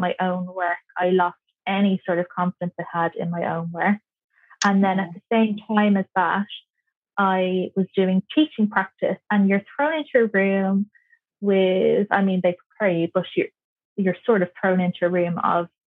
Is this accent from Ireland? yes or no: yes; Kerry, Munster, Ireland; moved away as an adult; also born or lived in Dublin; I'm from Kerry, so I needed to get myself some work